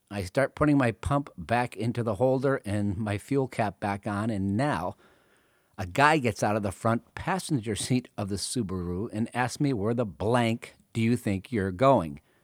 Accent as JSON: {"language": "English", "town": "Northampton", "region": "Massachusetts", "country": "United States", "tie": "born or raised there", "moved": "yes", "said": "my hometown, Northampton, Massachusetts"}